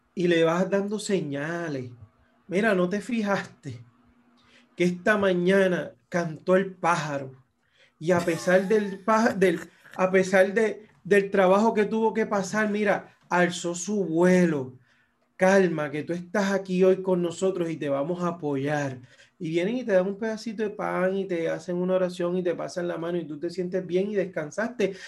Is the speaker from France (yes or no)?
no; Puerto Rico; yo soy puertorriqueño y tengo un pasaporte estadounidense